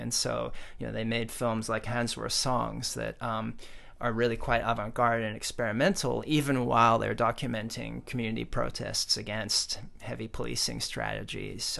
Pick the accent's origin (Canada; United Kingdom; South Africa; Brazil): South Africa; now in United States; I was born in South Africa